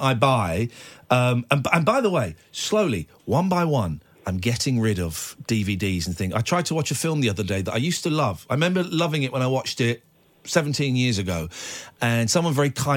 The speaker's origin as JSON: {"language": "English", "country": "United Kingdom", "said": "being British"}